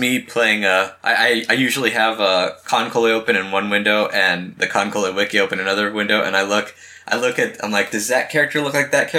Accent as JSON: {"language": "English", "country": "United States", "said": "I'm from America."}